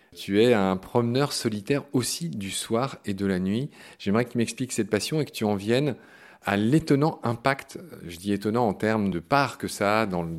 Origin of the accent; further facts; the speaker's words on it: Pont-à-Mousson, Grand Est, France; le coin où, j'ai grandi, en Meurthe-et-Moselle. Moi, je viens de Pont-à-Mousson